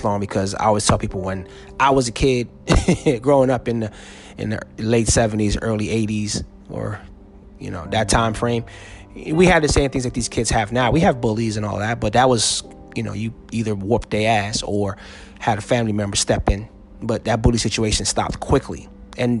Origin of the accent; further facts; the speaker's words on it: New Jersey, United States; moved away; I am 3 hours away from my home state of New Jersey.